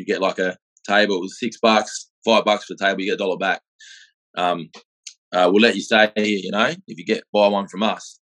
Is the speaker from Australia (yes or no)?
yes; Perth, Western Australia, Australia; also born or lived in Adelaide; I grew up in Perth. I was about 6 months old when I come here. I was born in Adelaide